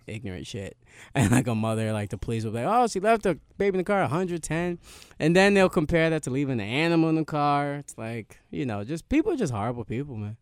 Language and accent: English; New York, United States; I'm from New York